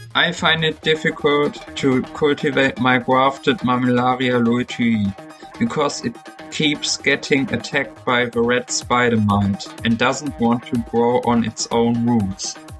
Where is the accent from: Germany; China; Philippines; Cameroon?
Germany; I'm twenty-one years old and I come from Germany